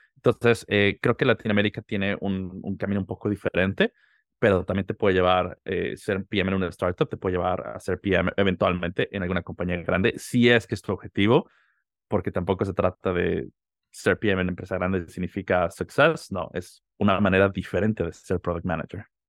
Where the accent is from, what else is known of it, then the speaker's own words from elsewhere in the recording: Mexico City, Mexico; moved away; Yo soy de la Ciudad de México. Nací y crecí allá, viví casi toda mi vida